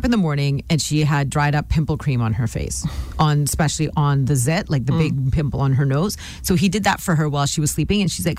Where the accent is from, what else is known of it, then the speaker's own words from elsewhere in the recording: India; she also used to have a lot of hair on her forehead because I'm Indian and I used to too, and I still do.